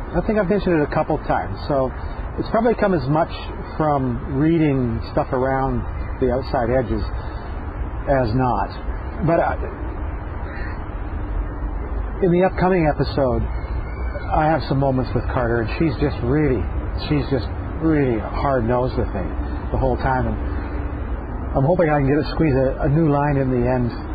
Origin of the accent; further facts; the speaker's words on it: Canada; a Canadian actor working in a largely American business that happens here in Vancouver